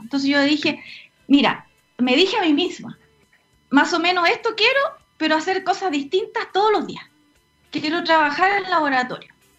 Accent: Puerto Montt, Los Lagos, Chile; moved away as an adult; now in Santiago, Chile; efectivamente soy de, Puerto Montt, oriunda de Puerto Montt. Sigo diciendo que soy de Puerto Montt a pesar de que ya más de la mitad de mi vida la he vivido en Santiago. Eh, me crié en el campo

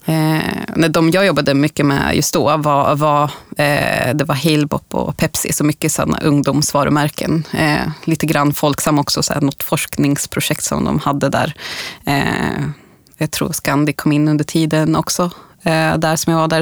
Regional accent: Bollnäs, Gävleborg County, Sweden; moved away; där jag kommer från Bollnäs från ursprungligen

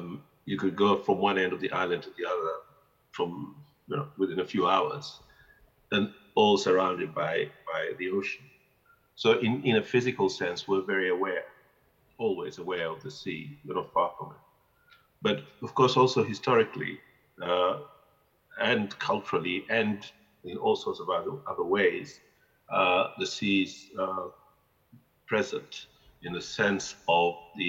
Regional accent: Zanzibar, Tanzania; When they came during the Musim, because, as I said, we lived just by the docks there

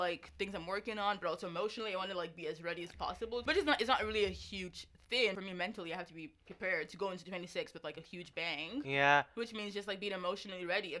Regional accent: Nigeria; because I'm Nigerian, and some Nigerians, and I know because I was also a very conservative Nigerian Christian at one point

